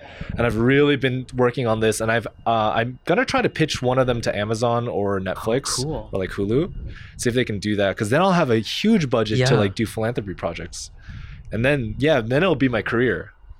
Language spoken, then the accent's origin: English; Trenton, New Jersey, United States; I want to do Trenton first because that's like my hometown.